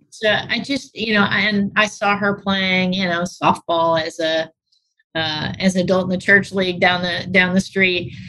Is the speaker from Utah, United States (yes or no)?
no; St. Louis, Missouri, United States; moved away as an adult; also born or lived in Muncie, Indiana; I grew up on the north side of the community, Florissant, uh, Ferguson area